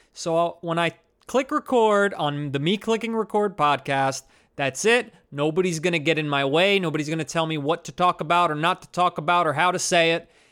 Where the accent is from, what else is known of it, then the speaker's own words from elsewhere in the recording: New Jersey, United States; now in Brooklyn, United States; I'm from New Jersey and I live in Brooklyn